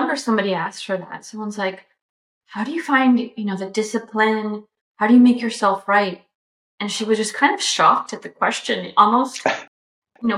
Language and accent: English; Bogotá, Colombia; moved away; I grew up in Bogota